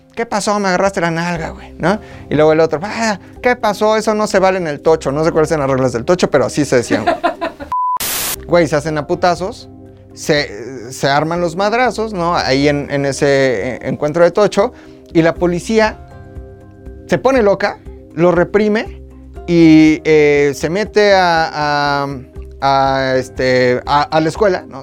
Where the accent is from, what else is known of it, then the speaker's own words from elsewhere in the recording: Zacazonapan, State of Mexico, Mexico; also born or lived in Metepec; En el Estado de México nací. Yo soy de Zacazonapan, donde nací.